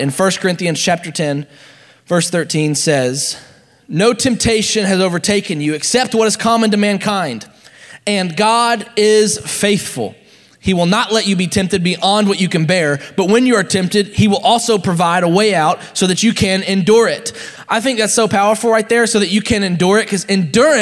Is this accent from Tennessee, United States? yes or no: yes; Nashville, Tennessee, United States; I grew up in Nashville, so we had like big hills